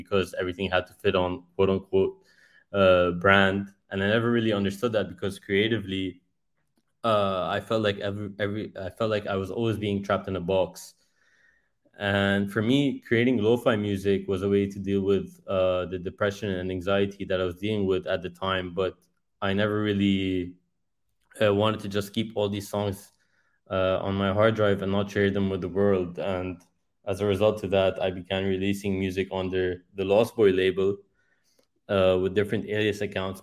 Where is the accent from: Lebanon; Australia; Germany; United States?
Lebanon; I'm a music producer, and I'm an artist from Lebanon.